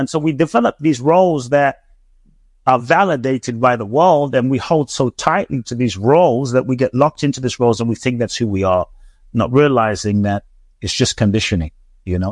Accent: London, United Kingdom; also born or lived in Ghana / Mexico; now in Los Angeles, United States; I grew up in London

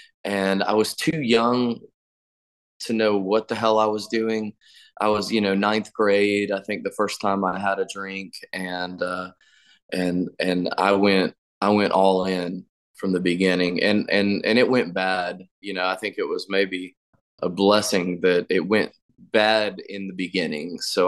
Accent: Florida, United States; born there; So I was born in Florida, and then we moved around like we were fugitives.

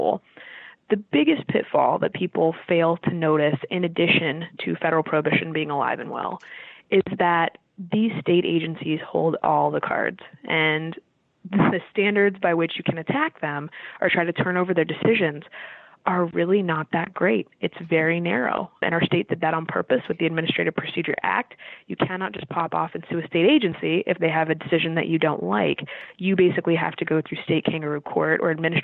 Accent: Florida, United States; moved away; I'm from Florida, the Southeast

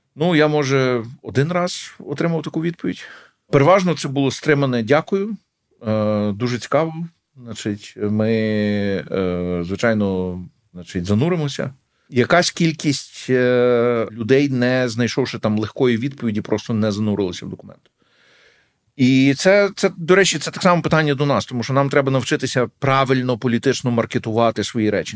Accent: Lviv, Lviv Oblast, Ukraine; moved away; also born or lived in Kyiv; я львів'янин

